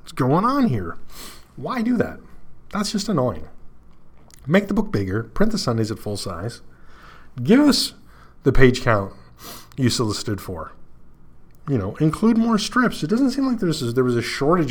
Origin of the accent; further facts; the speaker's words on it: Canada; accent: Canadian; So I'm in Canada. And as you can tell from my Canadian accent.